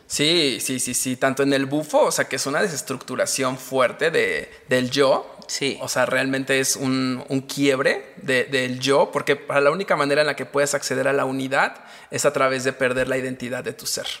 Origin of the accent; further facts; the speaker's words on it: Mexico; como mexicanos